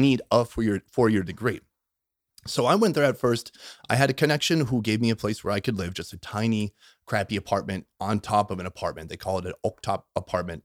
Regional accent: Minnesota, United States; moved away; I grew up in Minnesota

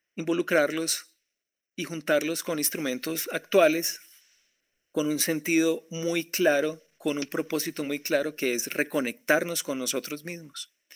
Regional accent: Colombia; Yo soy colombiano

